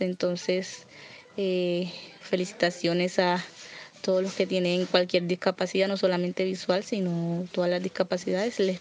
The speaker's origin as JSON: {"language": "Spanish", "town": "Caucasia", "region": "Antioquia", "country": "Colombia", "said": "soy del municipio de Caucasia, Antioquia"}